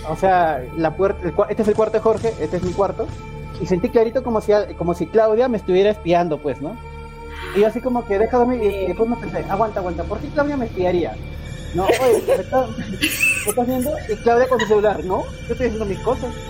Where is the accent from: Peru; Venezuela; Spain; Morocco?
Peru; lo que hacíamos, como buenos peruanos, había que sobrevivir y hacíamos nuestras ollas comunes